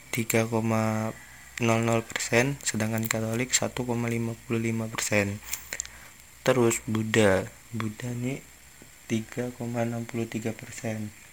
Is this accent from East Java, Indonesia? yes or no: no; Palembang, South Sumatra, Indonesia; aku kan orang Palembang